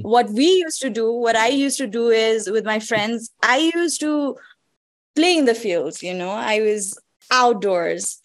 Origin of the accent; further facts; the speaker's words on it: Kathmandu, Bagmati, Nepal; the place that is most developed is obviously kathmandu and that's where i'm